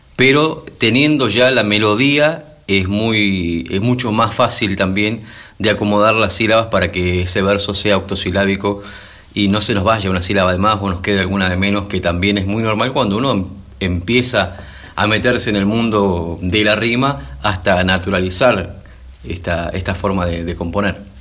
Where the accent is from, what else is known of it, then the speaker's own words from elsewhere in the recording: San Vicente, Buenos Aires Province, Argentina; en mi pueblo